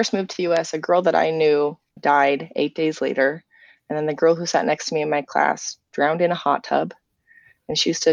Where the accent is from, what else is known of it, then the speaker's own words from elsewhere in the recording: England, United Kingdom; now in United States; growing up in England, I grew up with a different sense of history than a lot of Americans do.